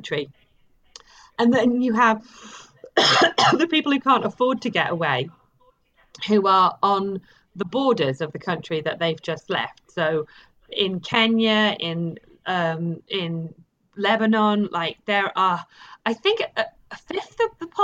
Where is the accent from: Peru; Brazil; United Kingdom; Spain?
United Kingdom; England; also born or lived in Cockney heritage (London); now in Bristol, United Kingdom; I'm from England